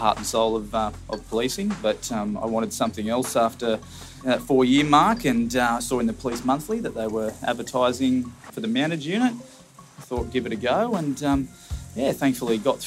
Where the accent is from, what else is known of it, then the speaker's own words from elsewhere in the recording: Wagga Wagga, New South Wales, Australia; moved away as an adult; now in Sydney, Australia; I'm from Wagga Wagga originally. I was early teens. My parents bought a property just south of Wagga.